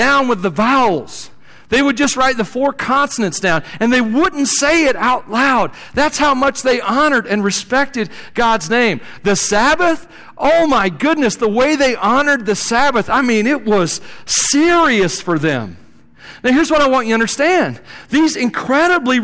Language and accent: English; Tennessee, United States; moved away; we're from Tennessee